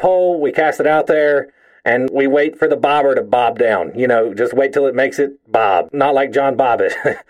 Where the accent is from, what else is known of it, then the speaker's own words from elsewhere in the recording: Kentucky, United States; just because I'm from Kentucky doesn't mean we get shit-faced and hammered on bush lights and throw explosives into ponds looking for catfish after banging our sisters.